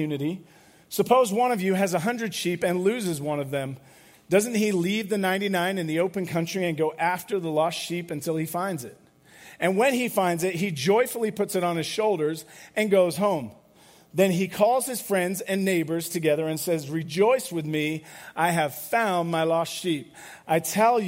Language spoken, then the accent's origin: English; England, United Kingdom; moved away; I grew up in England